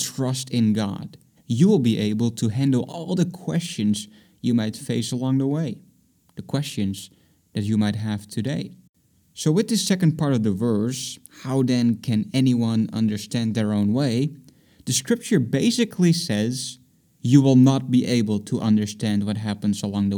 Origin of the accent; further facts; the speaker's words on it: Netherlands; moved away as an adult; also born or lived in Boston; I'm from the Netherlands